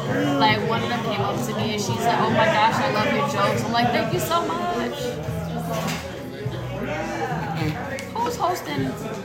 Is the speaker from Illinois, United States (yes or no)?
no; New York City, New York, United States; moved away; We have a New York City tour coming up, and that's my hometown.